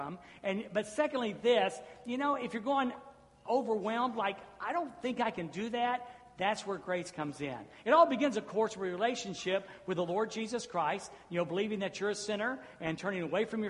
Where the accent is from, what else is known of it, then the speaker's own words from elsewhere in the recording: Jacksonville, Florida, United States; I'm a Southerner. And I was born in Jacksonville, Florida. I was raised down south